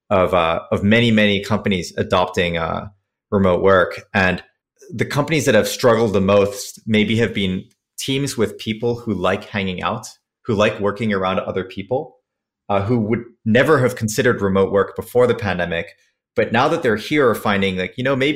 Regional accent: Switzerland; also born or lived in San Francisco; now in New York, United States; I grew up in Switzerland, came to the States because I loved American airplanes and wanted to work on those

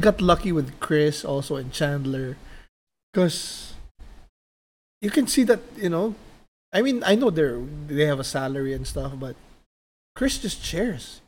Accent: Philippines; now in Las Vegas, United States; growing up in the Philippines and then moved to Vegas

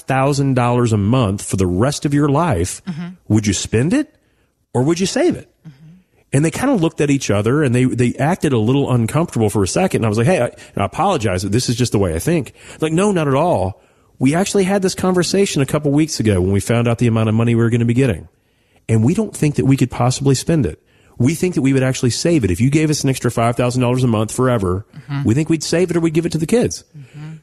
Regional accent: Owensboro, Kentucky, United States; I'm from Western Kentucky, Owensboro. Everything's humble beginnings there

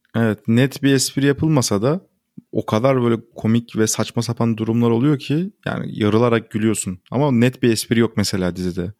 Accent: Turkey; first language Turkish

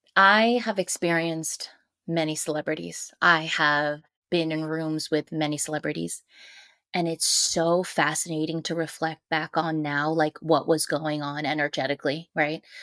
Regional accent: New York City, New York, United States; I'm a New Yorker

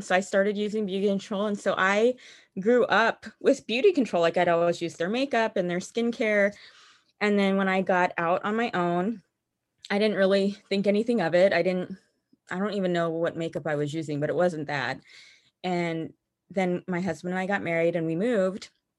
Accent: Missouri, United States; also born or lived in Utah / Nevada / Kansas / New Mexico; Missouri the longest. So that's where I say I'm from, even though that is not where I was born. So I was born in Utah, but we only lived there for like my first 18 months.

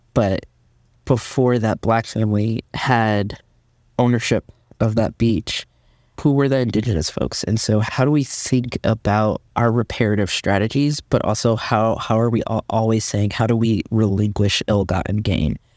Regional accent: Midwest, United States; moved away as an adult; now in Los Angeles, United States; being a Midwesterner

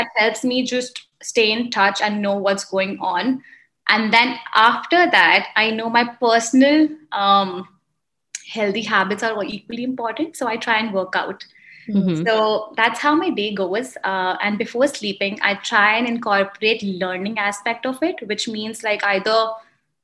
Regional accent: India; moved away as an adult; also born or lived in Indiana, United States; now in Chicago, United States; I am an Indian immigrant. I moved here 10 years ago to pursue education

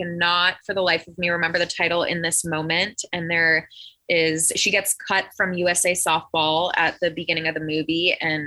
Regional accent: Canada; I grew up in Canada

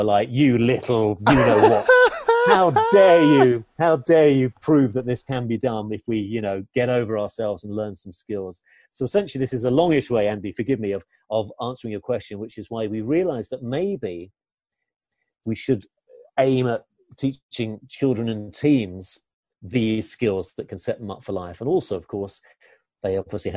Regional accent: England, United Kingdom; I'm English

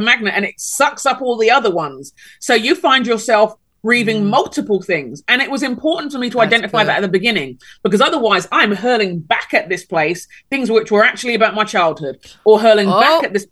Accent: Nigeria; moved away as an adult; I'm Nigerian.

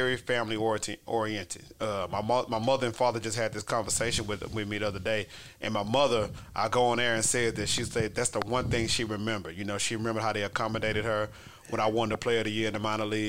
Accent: Houston, Texas, United States; Houston because that's my hometown

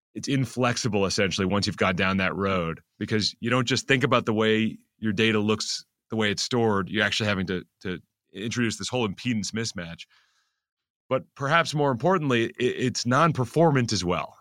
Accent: Silicon Valley, California, United States; moved away as an adult; now in New York City, United States; I grew up in Silicon Valley

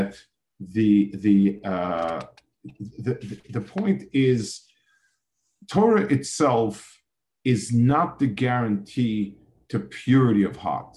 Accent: New York City, New York, United States; I grew up in a city. I grew up in Manhattan

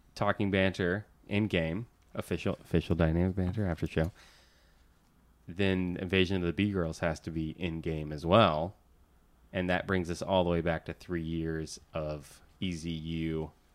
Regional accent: Central Florida, United States; now in Los Angeles, United States; I grew up in Central Florida

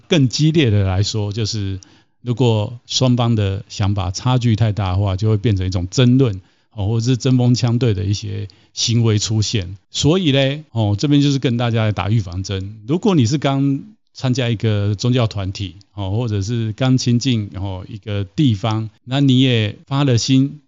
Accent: Taiwan; 我在台湾长大，那在台湾其实有接触过一些不同的宗教，还有对宗教的概念

